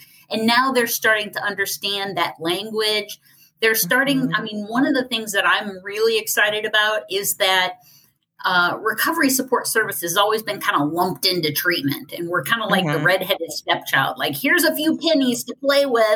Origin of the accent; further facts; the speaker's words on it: Ohio, United States; my home state, which is Ohio